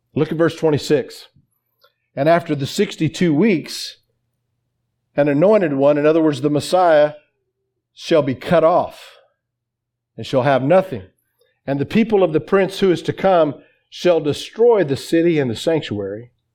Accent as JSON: {"language": "English", "region": "Oklahoma", "country": "United States", "said": "I'm from Oklahoma."}